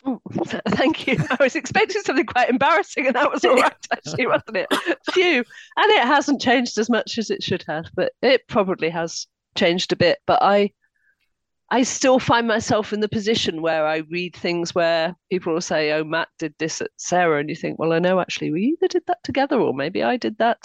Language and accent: English; Harrogate, Yorkshire and the Humber, United Kingdom; I grew up in Harrogate